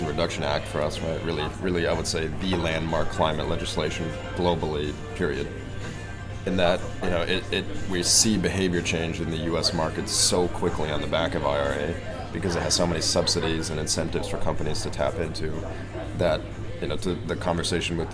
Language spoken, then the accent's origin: English; Germany; moved away; I'm a German citizen, so I grew up in Europe